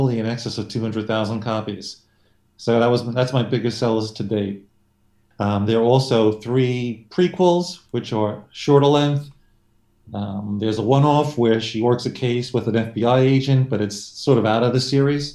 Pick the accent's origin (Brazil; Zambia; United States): United States; New York City, New York; also born or lived in Long Island, New York; I'm a New Yorker. I've been living in New York my entire life, which is quite a while. Born in Brooklyn, now living on Long Island.